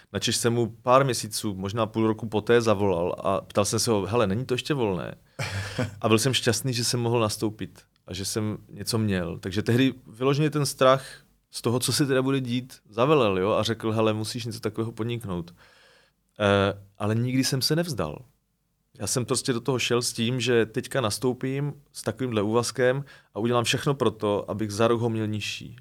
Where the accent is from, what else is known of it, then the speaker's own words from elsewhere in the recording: Moravia, Czechia; moved away as an adult; also born or lived in Prague; když jsem vlastně odcházel z Prahy sem na Moravu